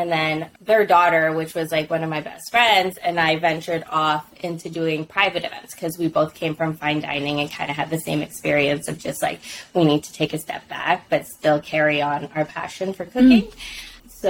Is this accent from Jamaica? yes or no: no; Philippines; And being Filipino, especially like in our household, vegetables were like the lowest of priority.